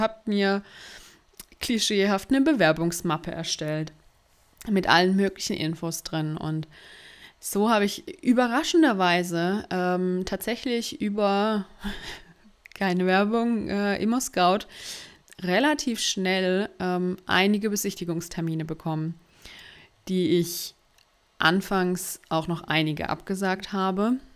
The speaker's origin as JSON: {"language": "German", "area": "Karlsruhe region", "region": "Baden-Württemberg", "country": "Germany", "tie": "born or raised there", "said": "die Nähe zu meiner Familie ähm, das Wichtigste für mich, für mich ist und dass ich es auch super schön äh, in Karlsruhe finde und in der Region"}